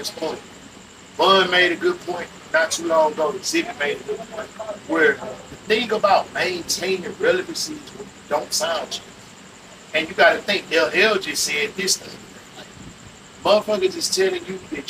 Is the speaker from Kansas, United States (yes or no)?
no; Houston, Texas, United States; Being a Houstonian, like, I grew up on both units, on the north and the south